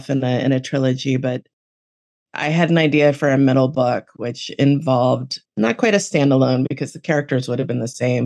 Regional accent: Miami, Florida, United States; now in Western Massachusetts, United States; I grew up in Miami.

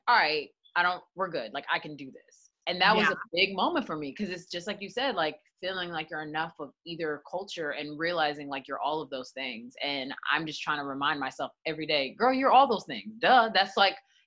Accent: United States; I have Nigerian blood running through my veins, but I was raised in America

